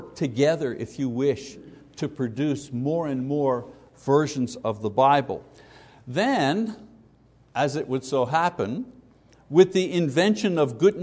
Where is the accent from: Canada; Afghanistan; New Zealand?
Canada; Quebec; as we grew up in Catholic Quebec